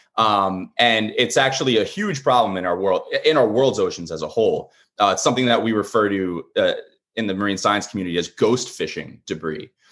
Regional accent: Long Island, New York, United States; moved away as an adult; now in Portsmouth, United States; originally, I'm from Long Island, New York. I grew up, uh, a Mets, a Mets and, uh, Jets fan down there

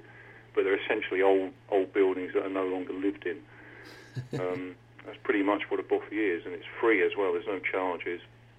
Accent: Eastbourne, South East England, United Kingdom; also born or lived in United States; now in Acharacle, United Kingdom; originally I grew up in England, in the county of Sussex, in a coastal town called Eastbourne. It's an old Victorian spa town, and ever since then I've been moving progressively north via a brief sojourn in the United States as well

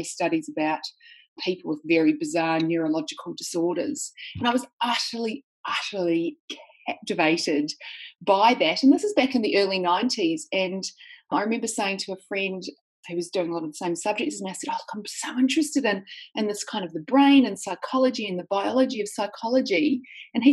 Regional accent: New Zealand; now in Sydney, Australia; Well, I live in Sydney, Australia, but I'm actually a New Zealander. So I grew up in New Zealand

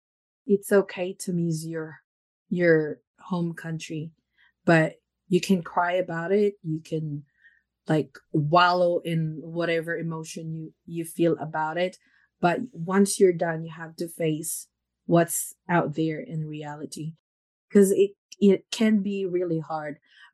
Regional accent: Philippines; now in New Zealand; I think one thing that I'm proud of being called Filipino

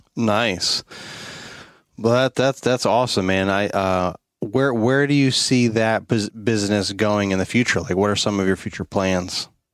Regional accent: New York, United States; moved away as an adult; I'm originally from the New York State, so I know cold and I know snow

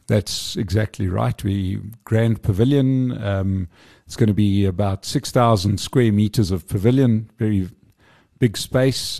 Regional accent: Johannesburg, Gauteng, South Africa; I'm a Joburg boy, love Joburg

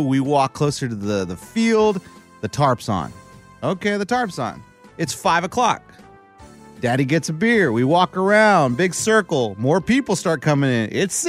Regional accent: Nashville, Tennessee, United States; I'm from Nashville.

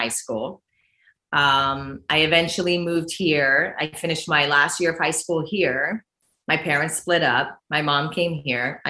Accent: New York City, New York, United States; growing up in Brooklyn

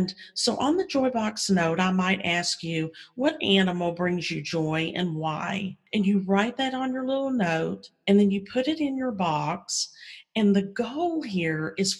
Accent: Kentucky, United States; moved away as an adult; also born or lived in Mississippi / Texas; now in Virginia, United States; Grew up in Kentucky.

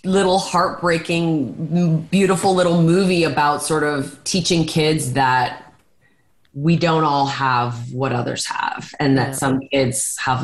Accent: Hamilton, Ontario, Canada; I'm from Hamilton, Ontario.

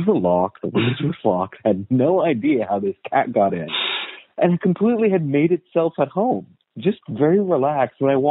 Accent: United States; I was born and raised in the United States. My family is all Afghan.

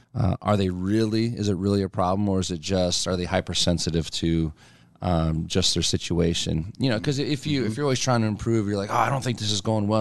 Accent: near Allentown, eastern Pennsylvania, United States; now in Omaha, United States; I'm from Pennsylvania originally

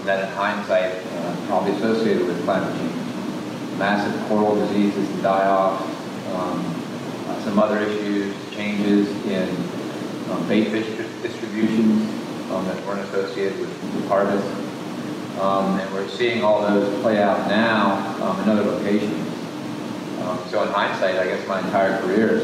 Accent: United States; I grew up in Chesapeake Bay

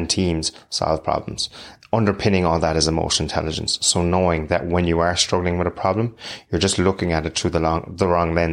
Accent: Cork, Munster, Ireland; any young fella growing up in Cork

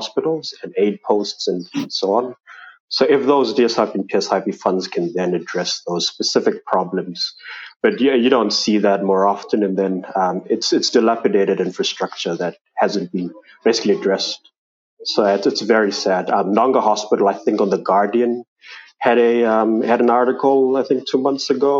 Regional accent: Manus Province, Papua New Guinea; now in Port Moresby, Papua New Guinea; I've traveled to my hometown in Manus

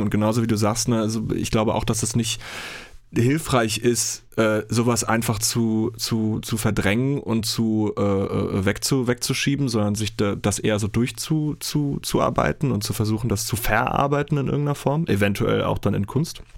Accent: Germany; bei uns in Deutschland

